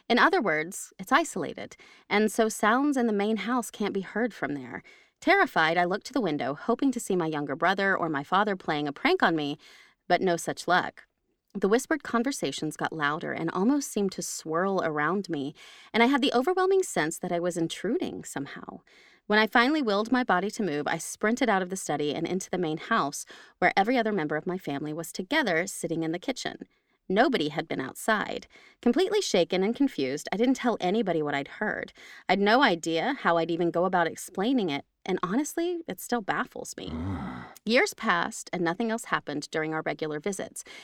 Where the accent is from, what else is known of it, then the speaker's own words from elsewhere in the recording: England, United Kingdom; I'm from England. Next sentence. I'm from